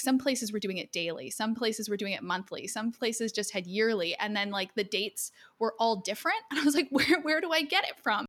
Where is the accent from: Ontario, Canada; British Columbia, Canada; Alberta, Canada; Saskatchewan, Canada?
Alberta, Canada; Edmonton; I'm from Edmonton